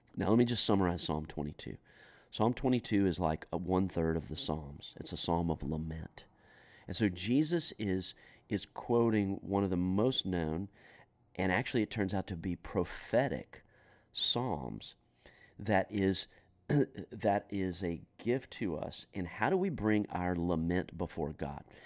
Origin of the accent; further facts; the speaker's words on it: United States; as an American guy who loves to snack